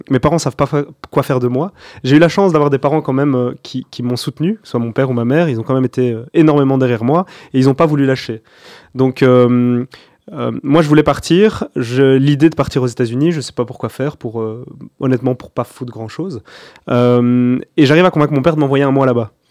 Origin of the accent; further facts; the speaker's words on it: Mons, Wallonia, Belgium; moved away as an adult; also born or lived in Congo; now in Brussels, Belgium; j'ai grandi en Wallonie. Enfin, je suis né, j'ai grandi dans le Borinage, à Mons.